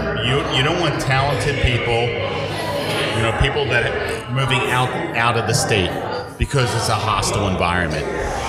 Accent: Runnemede, New Jersey, United States; Okay, so the Mile that just opened up in Runnymede, which is my hometown where I grew up, okay?

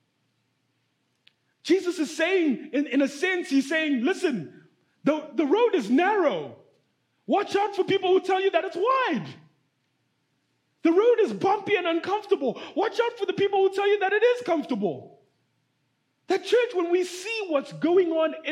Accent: Zimbabwe; moved away; I'm from Zimbabwe, right? I'm from Africa

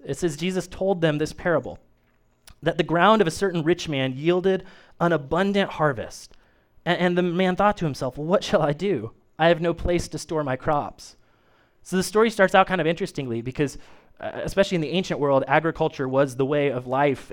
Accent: Kokomo, Indiana, United States; I grew up in the United Methodist Church, uh, Main Street United Methodist in Kokomo, Indiana. It's still there

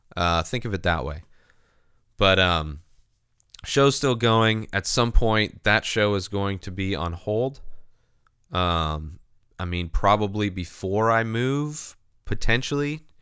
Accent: Southern California, United States; also born or lived in San Diego; growing up in Southern California

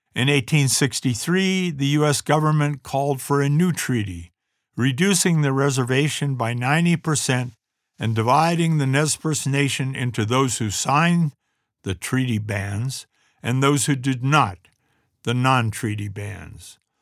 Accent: United States; also born or lived in Wallowa County, Oregon; I grew up in America in the nineteen forties and fifties

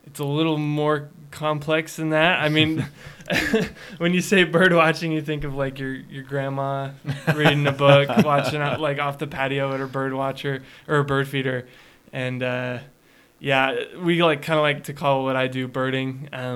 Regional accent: Sugar City, Idaho, United States; I grew up in Sugar with these guys

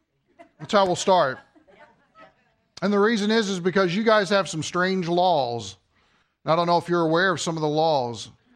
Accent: Kentucky, United States; moved away; I'm originally from Kentucky.

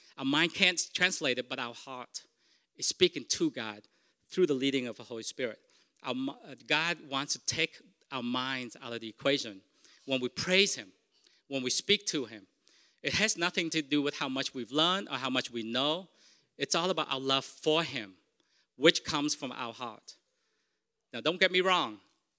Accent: Vietnam; first language Vietnamese; English is a second language; moved away; Because Vietnamese is my first language. And I know this. In time of stress, I will always revert back to Vietnamese. Even though I don't speak it, I've been here for 36 years, I can count so much faster in Vietnamese.

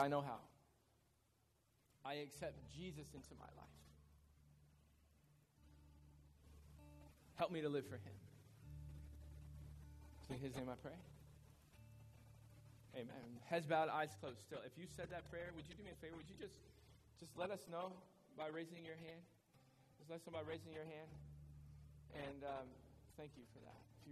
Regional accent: United States

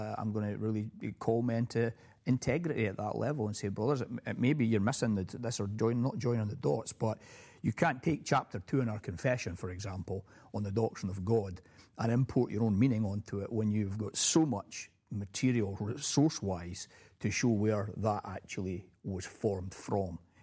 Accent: United Kingdom; now in United States; having been a Brit

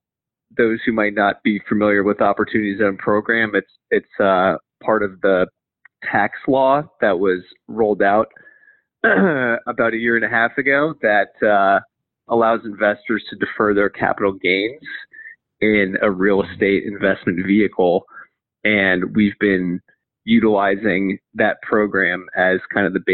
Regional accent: Potomac, Maryland, United States; So grew up in Potomac, Maryland

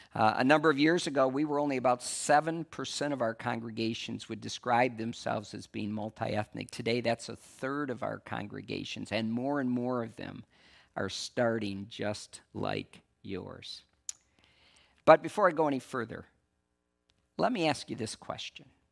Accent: West Michigan, United States; I'm from West Michigan

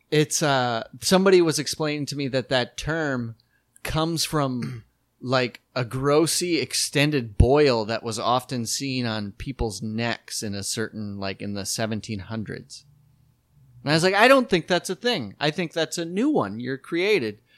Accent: South Dakota, United States; when we were growing up in South Dakota

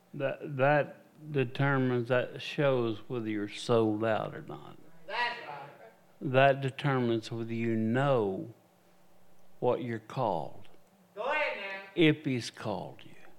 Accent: United States; I am an American evangelist.

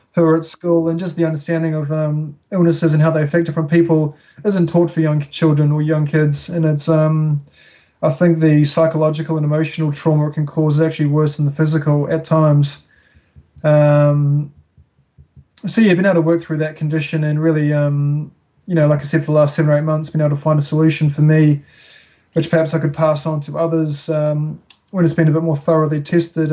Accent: Auckland, New Zealand; moved away as an adult; now in Wanaka, New Zealand; I grew up in Auckland.

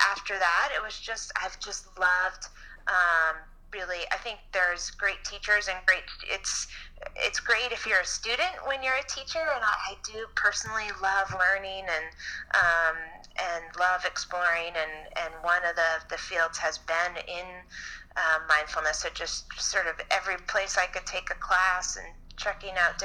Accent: Chappaqua, New York, United States; I grew up in Chappaqua, New York

